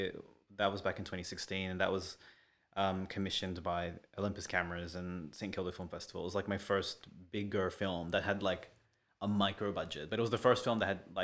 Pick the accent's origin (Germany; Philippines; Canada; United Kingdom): Philippines; Fucking hate being Filipino.